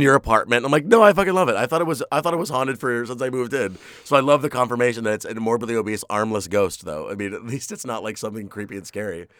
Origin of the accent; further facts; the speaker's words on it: New York City, New York, United States; I grew up in Queens. Like, I live in Queens